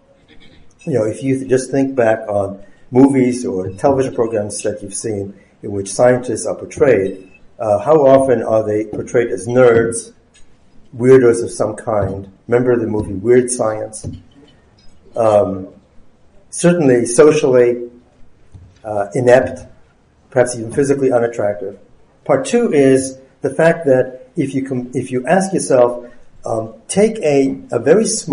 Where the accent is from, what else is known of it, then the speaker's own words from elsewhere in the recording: Germany; now in United States; I was not born in the United States. I was born in Germany. And I had my education, my science education, and my science career here in the United States